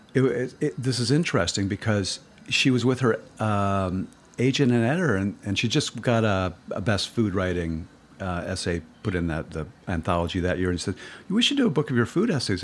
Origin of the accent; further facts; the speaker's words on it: Cleveland, Ohio, United States; I started writing about chefs back in Cleveland, where, my hometown